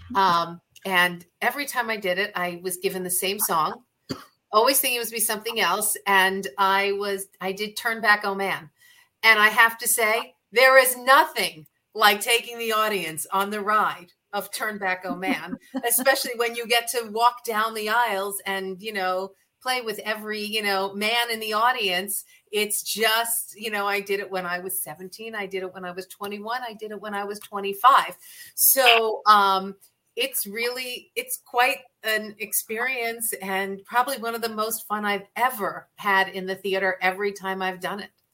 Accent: New York City, New York, United States; moved away as an adult; now in Arizona, United States; I grew up in New York City, so we went to the theater all the time

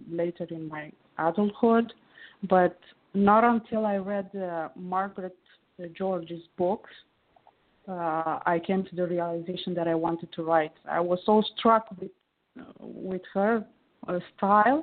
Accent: Romania; I'm calling from Romania. It's where I was born and grew up.

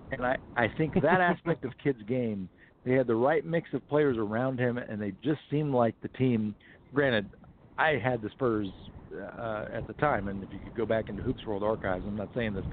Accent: Houston, Texas, United States; And part of that is growing up in Houston, uh, you know, watching the Rockets as a dominant defensive team.

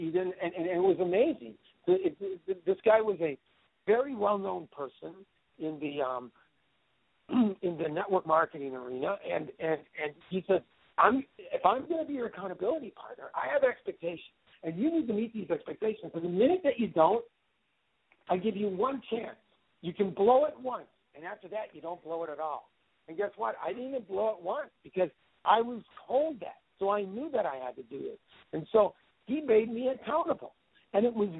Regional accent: Wisconsin, United States; moved away; back 30 years ago, I came from Wisconsin. My dad worked for the Wisconsin Gas Company

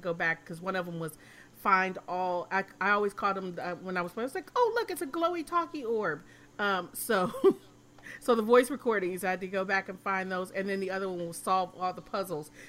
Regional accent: Michigan, United States; I'm from Michigan

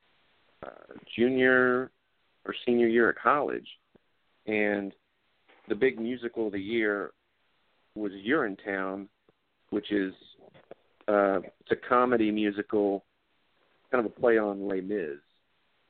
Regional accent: Lake Wylie, South Carolina, United States; moved away as an adult; now in Georgia, United States; I grew up in Lake Wylie, South Carolina, which is near Charlotte.

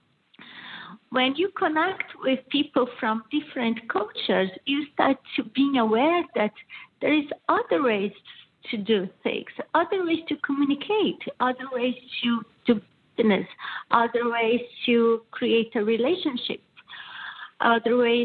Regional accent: southern Brazil, Brazil; first language Portuguese; English is a second language; moved away as an adult; also born or lived in Milan, Italy; now in Michigan, United States; as you can see from my accent, I'm originally from Brazil. So my family is from Brazil, south of Brazil.

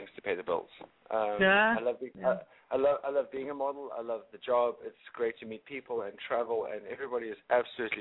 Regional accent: Cape Town, Western Cape, South Africa; moved away as an adult; also born or lived in Durban, South Africa; now in New York City, United States; born in Durban and raised in Cape Town. I only recently left South Africa to start traveling for modeling and photography. Now I'm living in New York City

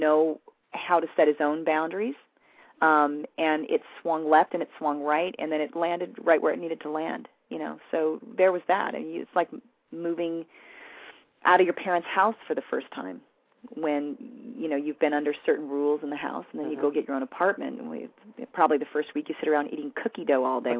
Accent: West Covina, California, United States; I grew up in West Covina

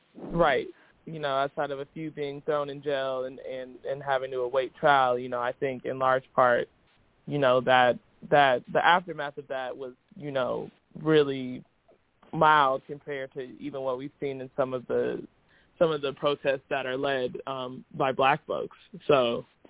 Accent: Indianapolis, Indiana, United States; moved away as an adult; also born or lived in Chicago; I'm originally from Indianapolis. Um, spent all you know the first 18 years of my life there

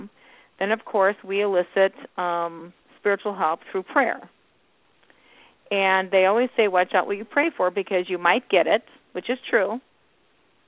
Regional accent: Chicago, Illinois, United States; Illinois, born and raised in Chicago.

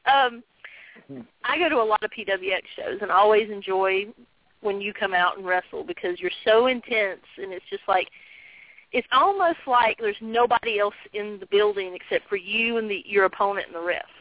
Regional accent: Virginia, United States; I grew up in the South. I'm from Virginia

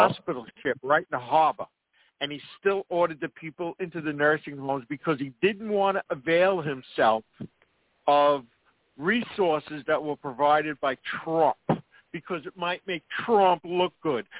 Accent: New York, United States; where I'm from New York

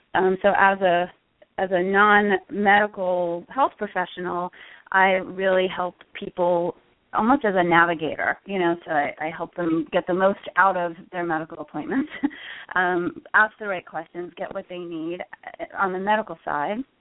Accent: Connecticut, United States; moved away as an adult; also born or lived in Mexico; now in Austin, United States; I'm originally from the Northeast. I grew up in Connecticut

